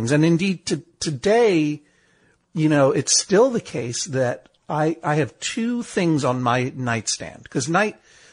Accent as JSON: {"language": "English", "town": "Brookline", "region": "Massachusetts", "country": "United States", "tie": "born or raised there", "said": "I grew up going to the Coolidge Corner movie house in Coolidge Corner, Brookline, Massachusetts, where I grew, you know, which is my hometown"}